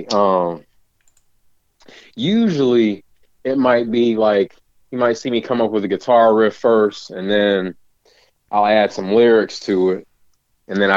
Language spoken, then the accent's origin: English; Maryland, United States; also born or lived in California; now in Winchester, United States; I was originally from Maryland, went to California for a little bit and then came back to Kentucky. But I've always lived here in Winchester.